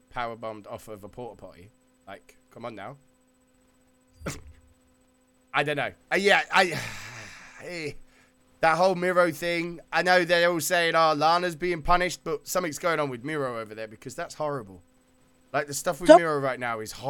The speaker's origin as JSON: {"language": "English", "country": "United Kingdom", "said": "we're both British"}